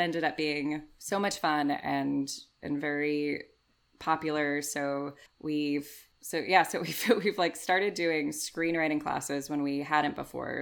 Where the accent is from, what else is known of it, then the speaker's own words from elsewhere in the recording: United States; now in United Kingdom; being like an American improviser